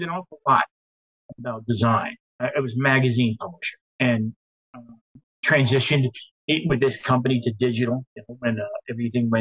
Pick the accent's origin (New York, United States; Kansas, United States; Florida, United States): New York, United States; New York City; I was actually born in Staten Island, which is the forgotten, the world of five boroughs of New York City. The southernmost point where everybody's family lived for like 100 years